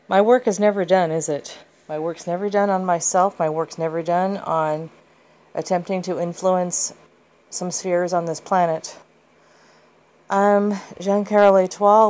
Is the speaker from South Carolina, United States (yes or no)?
no; Southern California, United States; also born or lived in Kansas City / upstate New York; I was born in Kansas City, and I grew up here in, in Southern California